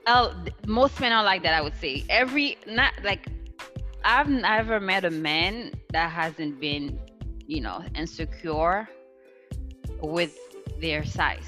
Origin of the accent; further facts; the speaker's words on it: Haiti; moved away; I grew up in Haiti.